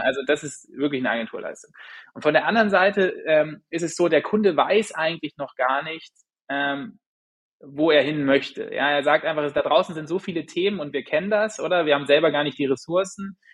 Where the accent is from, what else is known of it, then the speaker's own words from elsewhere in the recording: Germany; also born or lived in St. Gallen, Switzerland; now in Vienna, Austria; ich bin gebürtiger Friese eigentlich. Mich hat es dann aber nach Wien verschlagen.